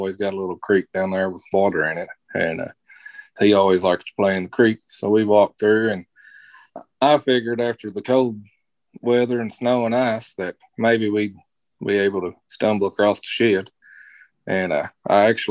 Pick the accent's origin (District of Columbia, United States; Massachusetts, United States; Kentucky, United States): Kentucky, United States; Webster County; Growing up in Webster County, my dad's a coal miner